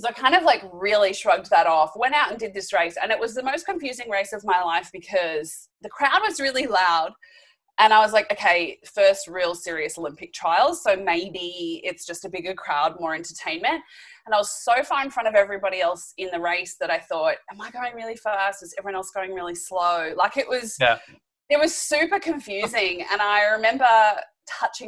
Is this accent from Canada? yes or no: no; Australia; as an Aussie